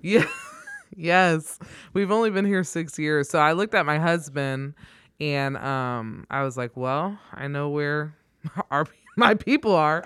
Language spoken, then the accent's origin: English; Troy, Ohio, United States; moved away as an adult; now in Omaha, United States; was born and raised in Troy